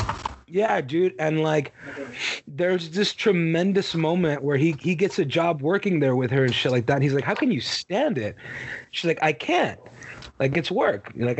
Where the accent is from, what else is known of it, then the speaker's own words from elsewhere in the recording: Texas, United States; I'm from Texas